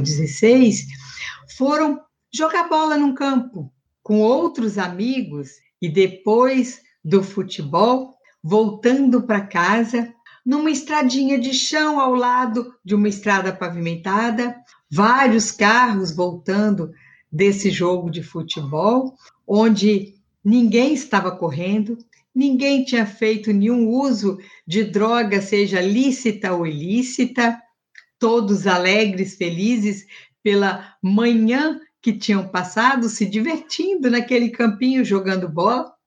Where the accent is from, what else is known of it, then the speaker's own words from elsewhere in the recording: Minas Gerais, Brazil; na minha infância, em Minas